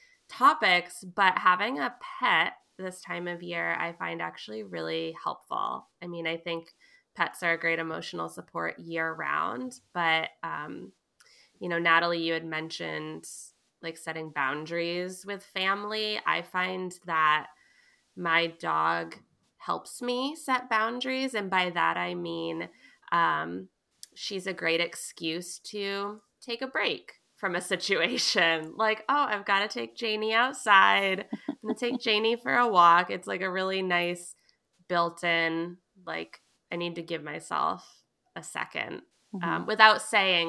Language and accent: English; Vermont, United States; I grew up in Vermont